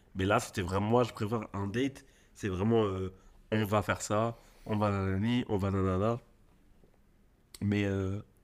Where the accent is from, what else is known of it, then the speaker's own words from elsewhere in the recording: Marseille, Provence-Alpes-Côte d'Azur, France; en tant que Marseillais